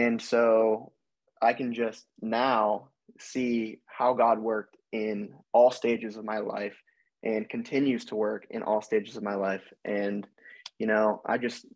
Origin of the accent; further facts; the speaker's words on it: Erie, Pennsylvania, United States; also born or lived in Kent, Ohio; I was born here in Erie, PA, where I am currently living. Went to Harbor Creek High School